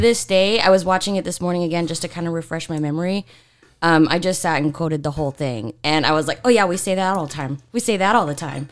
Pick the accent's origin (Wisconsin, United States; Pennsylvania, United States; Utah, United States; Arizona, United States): Utah, United States; I'm from Utah.